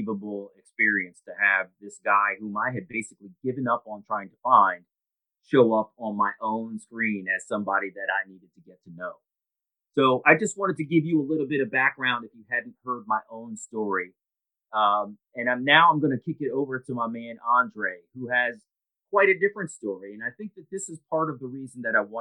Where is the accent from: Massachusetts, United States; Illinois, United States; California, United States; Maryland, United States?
Maryland, United States; Columbia; also born or lived in Baltimore, Maryland; I'm born in Baltimore, Maryland, and I had a very, very sort of well-adjusted childhood growing up in Columbia.